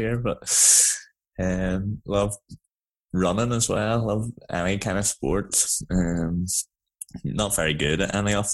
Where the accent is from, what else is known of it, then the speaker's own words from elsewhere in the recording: Bangor, Northern Ireland, United Kingdom; moved away as an adult; now in Belfast, United Kingdom; I grew up in Bangor, born and raised.